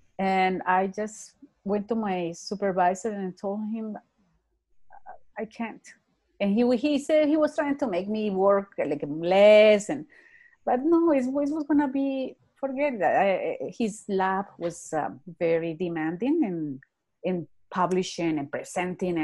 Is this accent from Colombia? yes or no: yes; Bogota, Colombia; English is a second language; moved away as an adult; also born or lived in Texas / Ontario; now in Calgary, Canada; I live in Calgary. I was born in Bogota, Colombia.